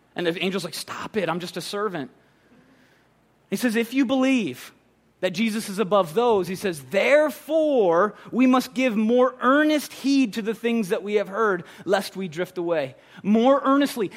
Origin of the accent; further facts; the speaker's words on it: Minnesota, United States; moved away; I'm from Minnesota